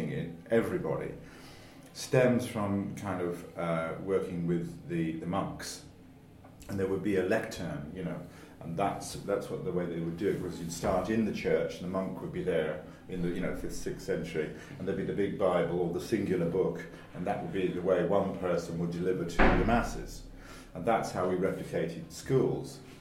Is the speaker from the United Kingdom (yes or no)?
yes; London, United Kingdom; also born or lived in Thouars, France; I grew up in North London in a very kind of like regular house